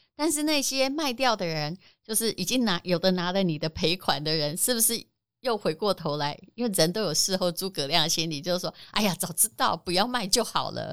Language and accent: Chinese; Yilan County, Taiwan; moved away; 我也是宜兰人，我也希望宜兰会长啊， 我还有老家在那里